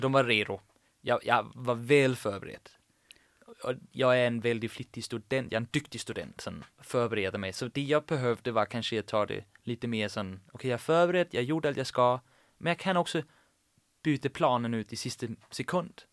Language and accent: Swedish; Sorø, Zealand, Denmark; accent: Danish; Swedish is a second language; moved away as an adult; also born or lived in Copenhagen, Denmark; now in Gothenburg, Sweden; Jag växte upp i Sorö. Det är en by på 30 000 invånare i mitt på Källen, en timme från Köpenhamn.